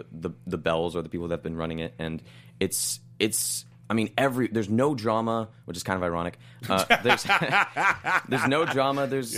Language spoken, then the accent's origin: English; Los Angeles, California, United States; I'm from LA.